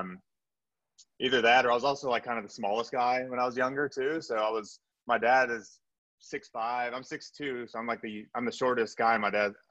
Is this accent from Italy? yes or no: no; South Korea; born there; also born or lived in Texas / Japan; I was a military brat. So I was, I was born in Korea, uh, had a little stint in Texas, Japan, um, spent a summer abroad in Europe. Uh, but so kind of all over the world.